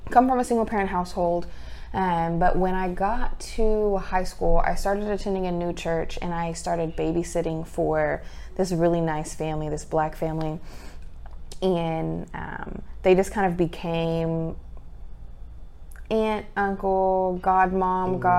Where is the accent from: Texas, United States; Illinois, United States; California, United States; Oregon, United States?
Texas, United States; Amarillo; moved away as an adult; also born or lived in Kentucky; now in Oklahoma, United States; I myself am from Amarillo, Texas, tip top panhandle, the only part of the state that looks like an actual shape.